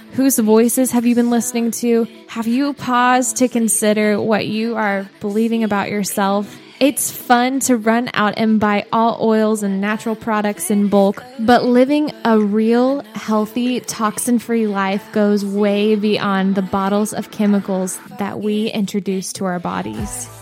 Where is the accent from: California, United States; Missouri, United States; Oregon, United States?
Missouri, United States; outside of Columbia; I'm from Missouri too. So mm. I grew up outside of Columbia, Missouri